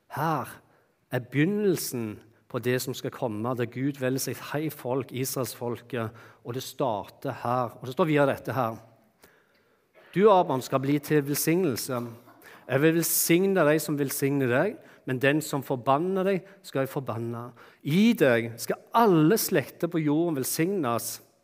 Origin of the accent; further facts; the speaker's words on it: Bryne, Rogaland, Norway; moved away; jeg kommer fra det vakre Jæren og Bryne. Og slik som det var når jeg vokste opp, da, så vokste jeg opp eh, hjemme i et hus som bare var et steinkast, et kort steinkast fra Bryne stadion